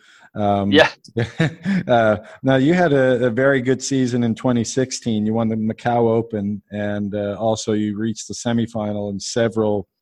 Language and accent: English; Halifax, Nova Scotia, Canada; I'm from Halifax, by the way, in Nova Scotia